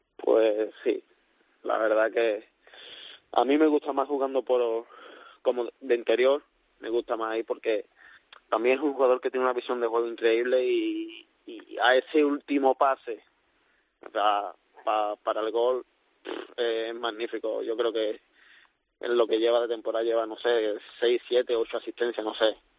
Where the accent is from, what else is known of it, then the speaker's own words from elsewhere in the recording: Seville, Andalusia, Spain; moved away as an adult; now in Liverpool, United Kingdom; vuelvo a mi casa, mi ciudad